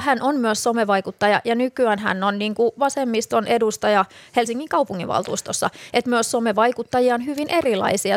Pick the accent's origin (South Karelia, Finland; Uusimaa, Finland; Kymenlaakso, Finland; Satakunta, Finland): Satakunta, Finland; Rauma; kotikaupunkini niin Rauma